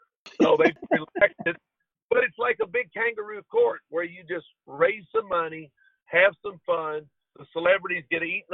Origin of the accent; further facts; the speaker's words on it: Kentucky, United States; I'm from Kentucky